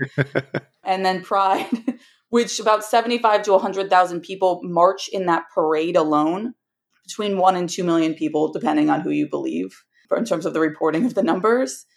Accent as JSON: {"language": "English", "town": "New York City", "region": "New York", "country": "United States", "said": "as a New Yorker who is constantly surrounded by people"}